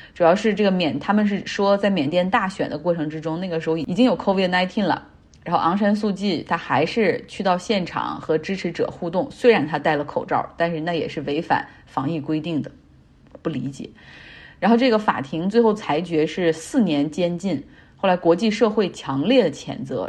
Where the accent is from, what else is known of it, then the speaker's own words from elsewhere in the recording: Harbin, Heilongjiang, China; now in United States; 我的老家哈尔滨